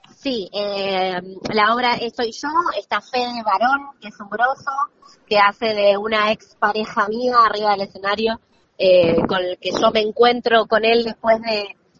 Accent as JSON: {"language": "Spanish", "town": "La Plata", "region": "Buenos Aires Province", "country": "Argentina", "tie": "born or raised there", "moved": "yes", "said": "soy platense, yo nací y me crié allá"}